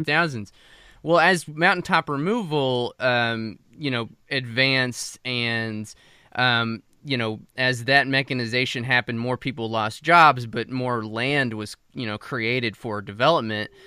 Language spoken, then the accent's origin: English; New Mexico, United States; moved away; also born or lived in Texas; I'm originally from the West. I'm from New Mexico